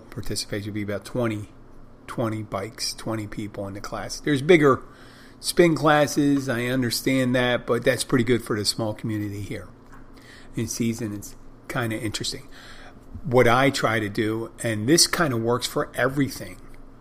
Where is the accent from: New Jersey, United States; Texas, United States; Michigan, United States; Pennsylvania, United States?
Pennsylvania, United States; Philadelphia; now in Key Largo, United States; I come from Philadelphia